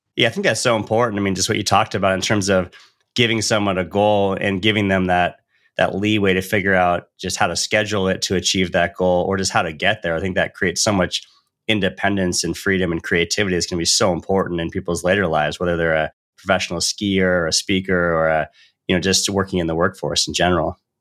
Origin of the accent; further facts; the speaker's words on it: Northern California near Lake Tahoe, United States; growing up in Northern California near Lake Tahoe